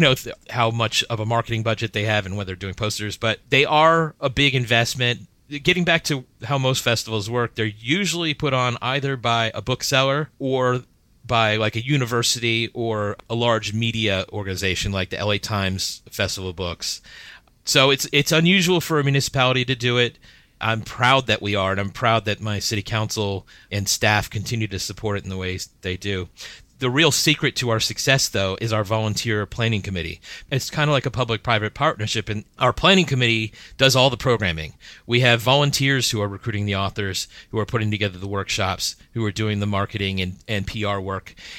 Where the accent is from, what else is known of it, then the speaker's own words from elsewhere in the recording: Miami, Florida, United States; also born or lived in Washington, D.C.; now in Gaithersburg, United States; I grew up in Miami, Florida, then came up to D C, then Gaithersburg